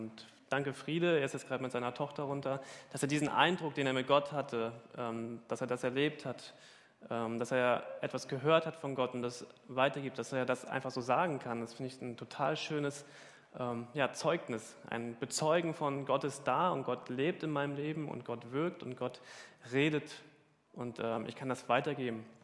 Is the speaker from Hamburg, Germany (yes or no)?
yes; Hamburg, Germany; Ja, als Hamburger hat man das ja schon oft gesehen.